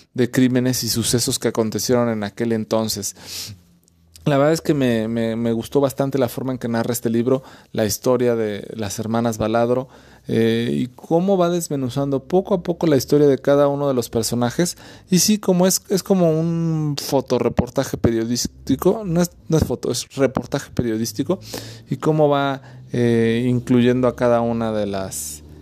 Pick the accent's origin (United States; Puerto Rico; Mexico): Mexico; los que somos mexicanos